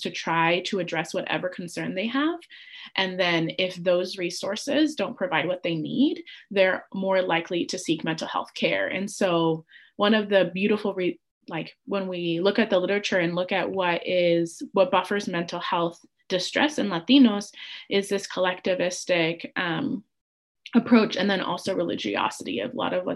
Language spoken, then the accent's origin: English; United States; I was born in the United States